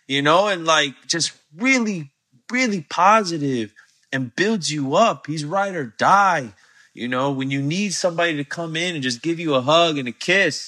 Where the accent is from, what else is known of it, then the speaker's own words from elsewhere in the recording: Altamonte Springs, Florida, United States; also born or lived in Orlando; It was in Altamont Springs, Florida, where I grew up